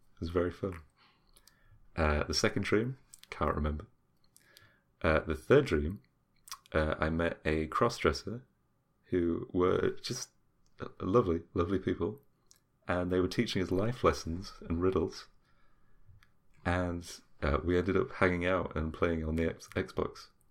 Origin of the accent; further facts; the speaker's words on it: United Kingdom; we're British, we're stubborn, we don't listen